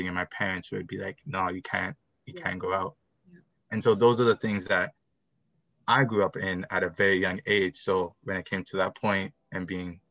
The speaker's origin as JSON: {"language": "English", "town": "Mississauga", "region": "Ontario", "country": "Canada", "tie": "born or raised there", "said": "I grew up in Mississauga. I grew up North Mississauga."}